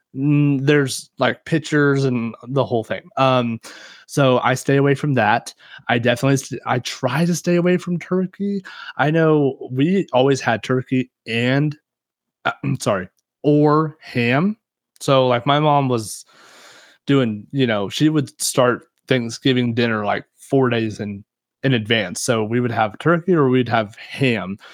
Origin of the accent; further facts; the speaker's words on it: Kansas, United States; we're from Kansas and we know how to grow some corn